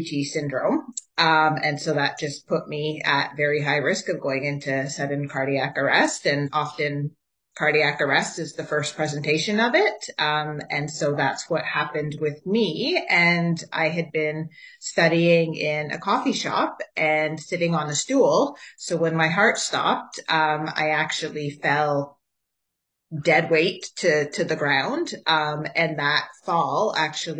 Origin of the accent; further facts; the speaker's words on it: Ottawa, Ontario, Canada; I'm also born and raised in Ottawa. So a true Ottawa gal